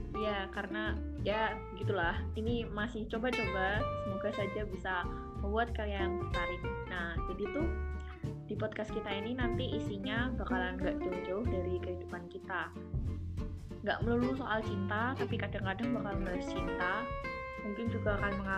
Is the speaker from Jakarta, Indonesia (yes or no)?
no; Yogyakarta, Special Region of Yogyakarta, Indonesia; moved away as an adult; now in Semarang, Indonesia; Aku berasal dari kota Gudeg atau kota belajar yaitu Jogja